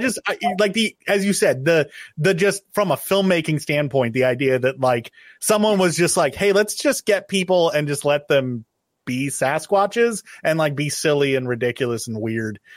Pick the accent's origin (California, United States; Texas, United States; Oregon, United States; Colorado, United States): Oregon, United States; I grew up in Oregon